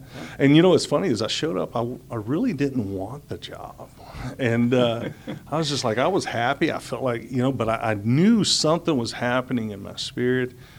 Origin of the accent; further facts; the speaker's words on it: Houston, Texas, United States; also born or lived in Atlanta, Georgia; I was born in Atlanta, Georgia, and uh, but I've been raised in Houston since I was five years old